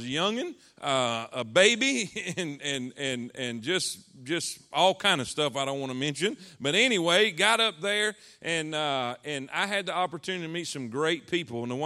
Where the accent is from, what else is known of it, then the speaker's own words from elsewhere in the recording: South Florida, United States; moved away as an adult; I'm from South Florida, and there's no way it's God's will for a South Florida cracker to be up there